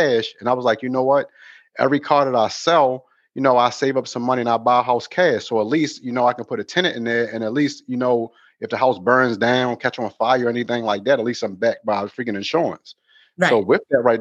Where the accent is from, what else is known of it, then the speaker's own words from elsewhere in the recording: Baltimore, Maryland, United States; moved away as an adult; now in Los Angeles, United States; right now I live in Los Angeles, California, but I'm from Baltimore, Maryland.